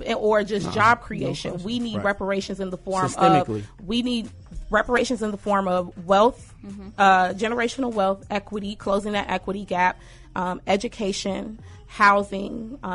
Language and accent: English; Chicago, Illinois, United States; I was born in Austin, raised in Austin.